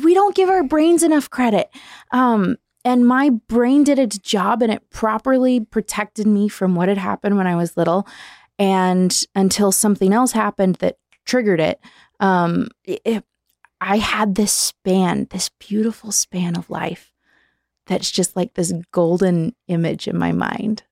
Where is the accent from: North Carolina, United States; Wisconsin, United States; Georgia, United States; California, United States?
California, United States; Southern; moved away; also born or lived in Nevada; I was born in SoCal